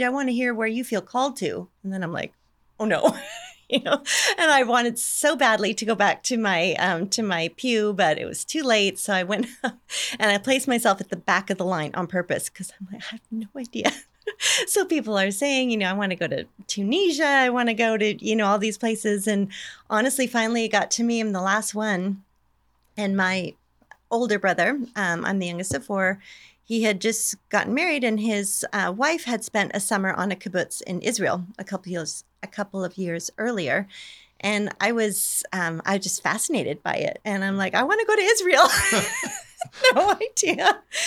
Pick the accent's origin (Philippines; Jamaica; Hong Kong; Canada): Canada; moved away as an adult; also born or lived in Bakersfield, California, United States; now in Scotland, United Kingdom; I'm originally from Canada, so, um, but I moved to Bakersfield when I was eighteen